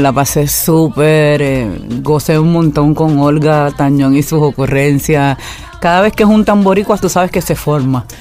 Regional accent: Añasco, Puerto Rico; Yo, por ejemplo, soy criada en el campo, le digo el campo añasco porque soy del West Side, del área oeste

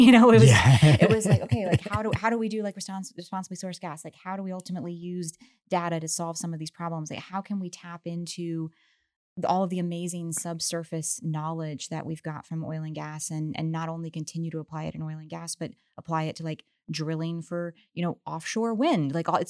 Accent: Virginia, United States; yeah, I'm originally from Virginia, but I've lived down of all over. But I will just say, though, Texas has been incredible.

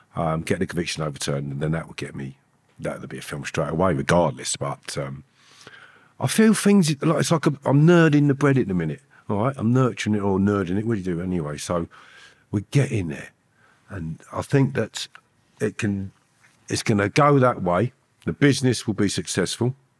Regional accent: Harefield, London, United Kingdom; the place where I grew up in Harefield

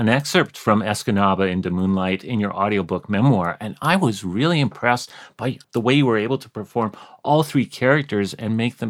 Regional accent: Canada; As a Canadian

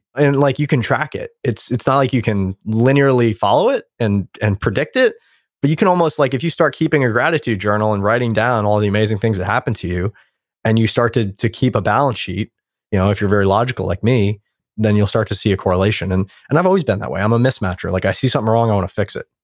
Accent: New York City, New York, United States; moved away; I grew up in New York, there's a homeless person on every street corner

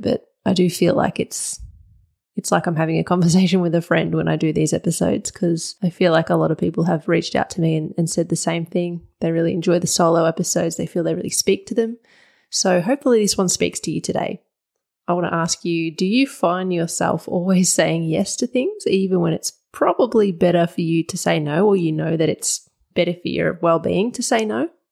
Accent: Wurundjeri land, Victoria, Australia; I'm speaking from Wurundjeri land

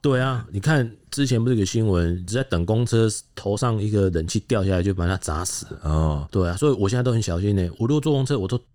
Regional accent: Taiwan; 我们台湾警察

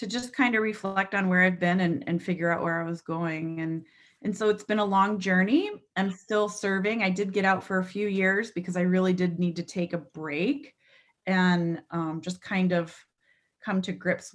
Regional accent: New Hampshire, United States; moved away as an adult; also born or lived in upstate New York; I grew up in New Hampshire

